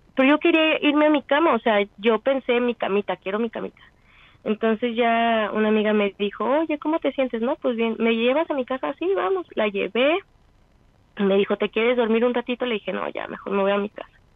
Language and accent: Spanish; Mexico; como buenos mexicanos que somos